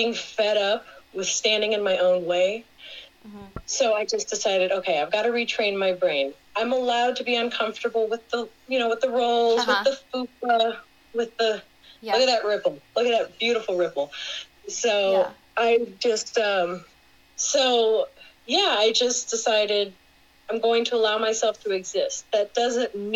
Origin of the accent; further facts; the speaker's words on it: Houston, Texas, United States; moved away as an adult; also born or lived in New Orleans, Louisiana; now in Syracuse, United States; I'm originally from Houston, Texas